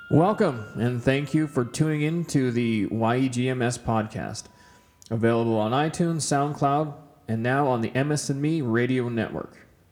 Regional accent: Kamloops, British Columbia, Canada; now in Edmonton, Canada; I grew up in Kamloops, BC, so uh, Edmonton was kind of a, a bit of a shock when I first moved here 20 years ago.

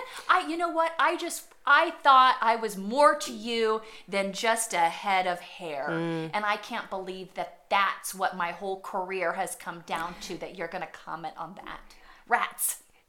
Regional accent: Gallatin, Missouri, United States; moved away as an adult; now in Nebraska, United States; growing up in Gallatin, Missouri, population 2000

